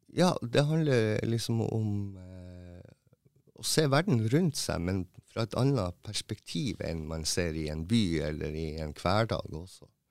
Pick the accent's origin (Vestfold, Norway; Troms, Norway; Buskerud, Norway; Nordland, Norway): Troms, Norway; Tromsø; moved away as an adult; also born or lived in Mo i Rana; Jeg er jo opprinnelig fra Tromsø, og så flytta jeg til Mo, for jeg fikk jobb på teatret